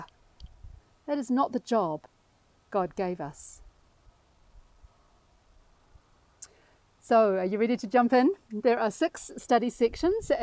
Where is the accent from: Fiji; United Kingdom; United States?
Fiji; now in Christchurch, New Zealand; I was born in Fiji.